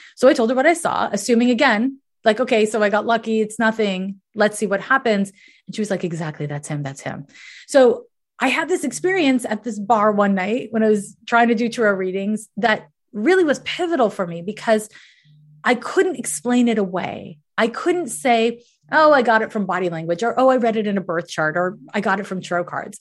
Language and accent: English; Canada; I was raised in Canada